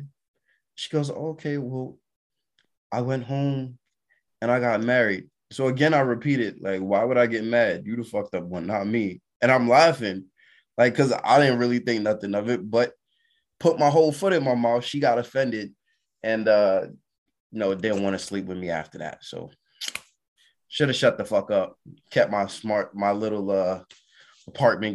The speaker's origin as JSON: {"language": "English", "town": "New York City", "region": "New York", "country": "United States", "moved": "yes", "said": "I'm from Brooklyn"}